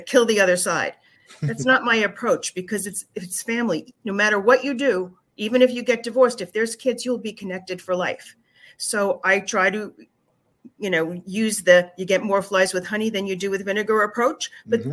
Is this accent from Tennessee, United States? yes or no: no; Long Island, New York, United States; moved away as an adult; now in Florida, United States; I'm a Long Islander